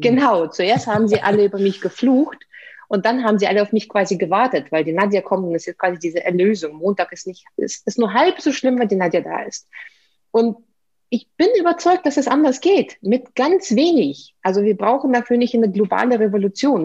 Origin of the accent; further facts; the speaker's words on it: Saint Petersburg, Russia; German is a second language; moved away as an adult; Ich, ich bin Russin, also ich bin in, in der Sowjetunion geboren, in der Stadt, die damals noch Leningrad hieß. Dann wurde sie St. Petersburg umbenannt.